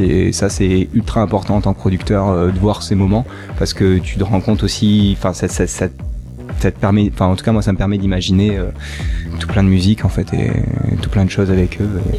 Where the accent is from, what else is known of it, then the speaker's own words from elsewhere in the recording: Nice, Provence-Alpes-Côte d'Azur, France; moved away; also born or lived in Paris; moi j'étais de Nice, je suis monté à Paris